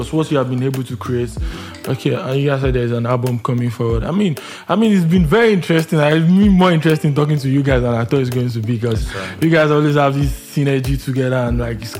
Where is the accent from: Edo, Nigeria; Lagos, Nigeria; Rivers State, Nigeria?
Lagos, Nigeria; we grew up in Lagos, born and brought Lagos.